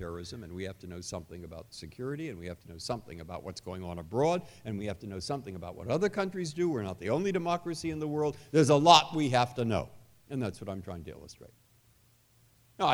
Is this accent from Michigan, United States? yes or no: no; San Francisco, California, United States; moved away; I grew up in San Francisco. My parents were in San Francisco